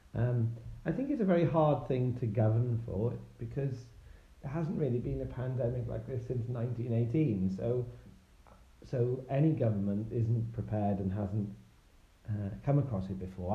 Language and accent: English; Wales, United Kingdom; now in Bath, United Kingdom; I'm originally from Wales, but uh, these days I live in uh, in Bath, the um, World Heritage City in Somerset